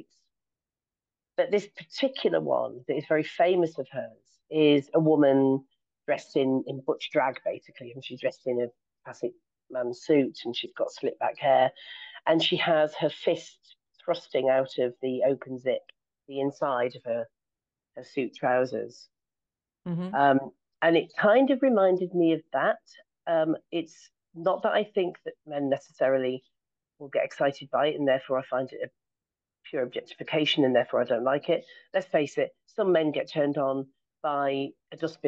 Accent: United Kingdom; I'm British

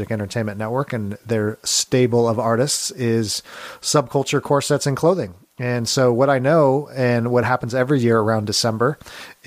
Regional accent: California, United States; moved away as an adult; also born or lived in Grand Rapids, Michigan; I'm from California originally, and so we moved out there

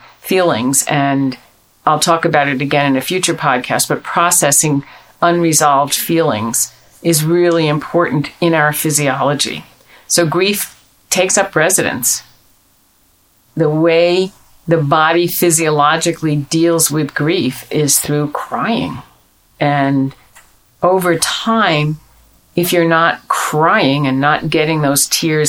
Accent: United States; we're American

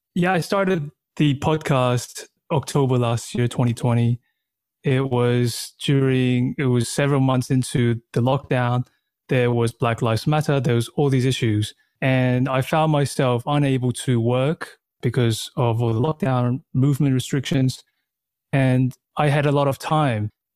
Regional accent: Australia; moved away as an adult; also born or lived in Taiwan / Thailand / China / New York; now in Berlin, Germany; that was the age when we went to Australia, and then I grew up in Australia

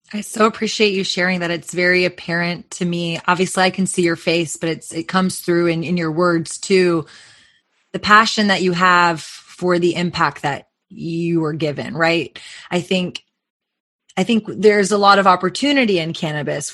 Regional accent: Texas, United States; just being a Texan and also working in this industry now

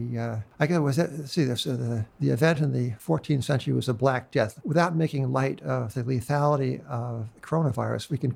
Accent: New York, United States; I'm a New Yorker

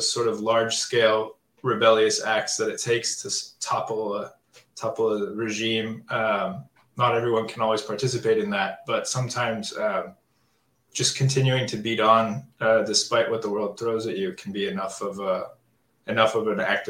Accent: Kansas, United States; Kansas is a very different place than Istanbul.

